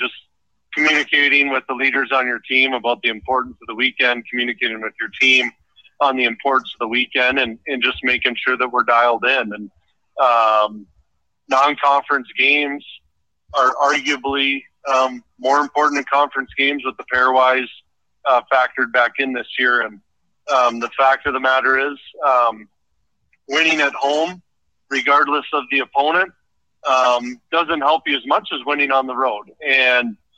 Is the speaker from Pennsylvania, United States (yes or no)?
no; Anchorage, Alaska, United States; moved away; I was born and raised in Anchorage, Alaska